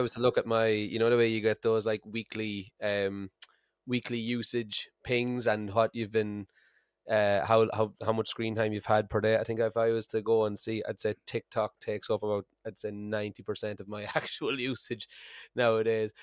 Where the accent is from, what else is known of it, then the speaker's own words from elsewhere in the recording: Ireland; moved away as an adult; now in Aberdeen, United Kingdom; I'm Irish